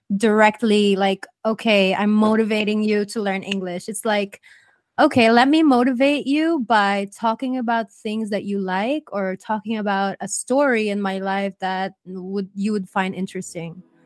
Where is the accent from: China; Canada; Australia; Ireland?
Ireland; now in Spain; I grew up in Ireland